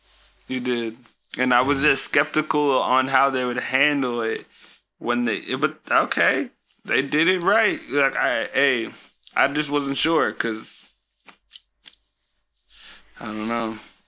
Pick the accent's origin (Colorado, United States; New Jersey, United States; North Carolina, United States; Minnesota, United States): Colorado, United States; Like, I live here in the States. I don't know. It's all over. I'm from Colorado.